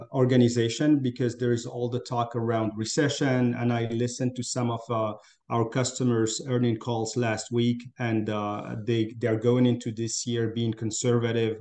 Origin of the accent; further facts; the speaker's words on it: Morocco; moved away as an adult; also born or lived in France / Africa / Middle East / United States; I'm originally from Morocco. That's where I grew up.